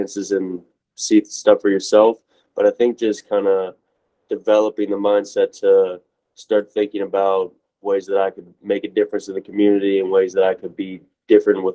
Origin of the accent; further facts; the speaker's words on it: Steubenville, Ohio, United States; moved away as an adult; also born or lived in Kent, Ohio; now in Tampa, United States; I'm actually from Steubenville, Ohio